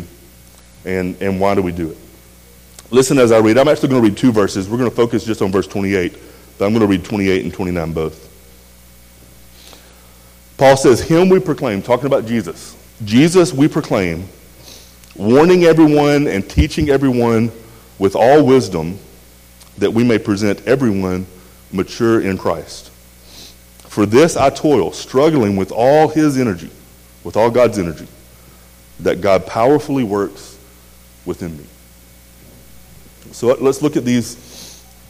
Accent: rural West Tennessee, United States; I grew up in a small, really small town in a kind of a farming community in rural West Tennessee

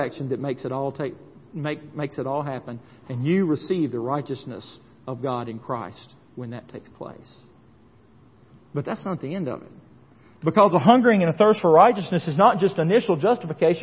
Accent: Tennessee, United States; When I was growing up in Tennessee

